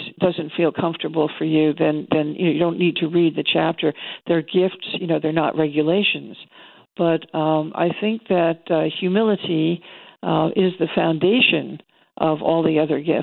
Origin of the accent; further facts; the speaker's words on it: New York, United States; I'm a New Yorker. I come from a long line of easily frustrated people